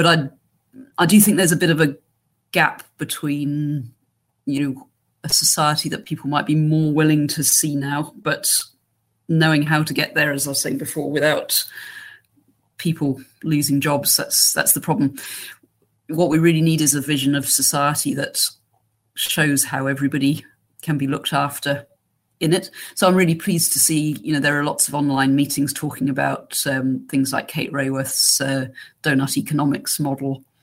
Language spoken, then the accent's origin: English; England, United Kingdom; accent: English; moved away; as you can tell from my accent, I'm English